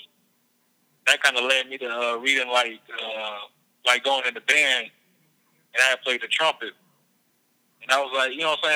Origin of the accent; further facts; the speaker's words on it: Georgia, United States; I was growing up in Georgia. So I was like the only dude like down south listening to like up north music